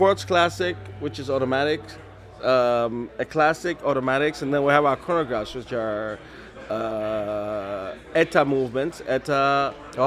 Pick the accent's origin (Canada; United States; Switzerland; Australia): Switzerland; I'm from Switzerland. Not Sweden, though. Switzerland.